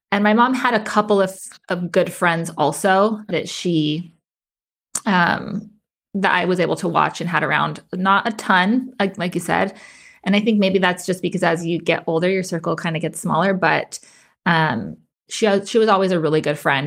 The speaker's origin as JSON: {"language": "English", "town": "Las Cruces", "region": "New Mexico", "country": "United States", "tie": "born or raised there", "said": "I was born and raised in Las Cruces, New Mexico"}